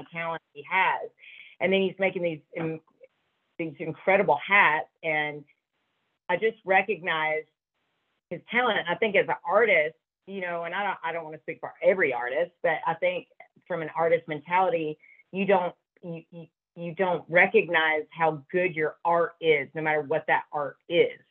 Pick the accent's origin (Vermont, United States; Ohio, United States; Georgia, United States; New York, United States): Georgia, United States; I grew up in Georgia, I didn't grow up back west